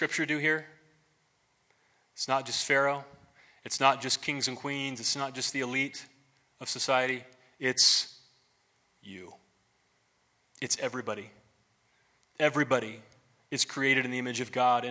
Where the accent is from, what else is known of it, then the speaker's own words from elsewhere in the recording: United States; as an American